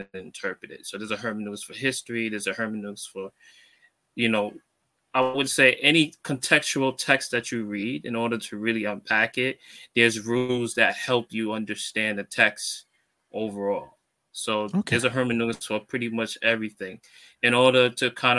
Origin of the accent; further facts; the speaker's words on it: New York City, New York, United States; I'm from Brooklyn, New York